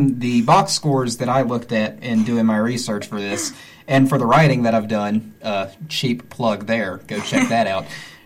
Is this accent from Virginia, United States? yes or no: no; Lenoir, North Carolina, United States; also born or lived in Hickory, North Carolina; I was born in Hickory and raised 20 minutes down the road in Lenoir